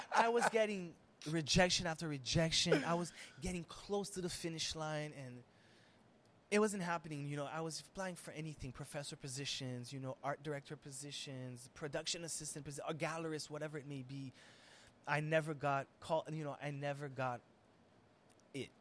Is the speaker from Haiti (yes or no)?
yes; Haiti; being Haitian and Syrian and Arab and all of that, and growing up in Haiti